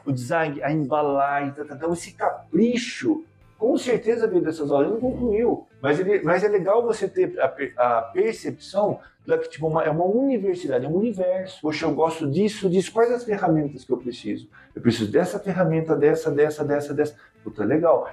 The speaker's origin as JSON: {"language": "Portuguese", "country": "Brazil", "said": "Eu sou brasileiro"}